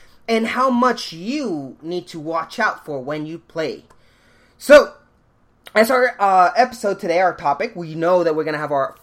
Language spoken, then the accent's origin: English; Washington, United States; my home state of Washington, Seattle City